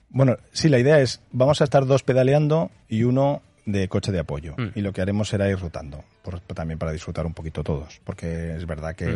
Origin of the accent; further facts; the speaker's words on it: Spain; nosotros como españoles